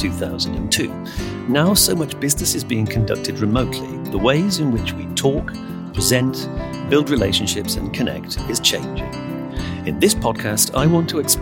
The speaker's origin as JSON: {"language": "English", "country": "United Kingdom", "said": "we're sitting here, you and I, in central London, and we're both British."}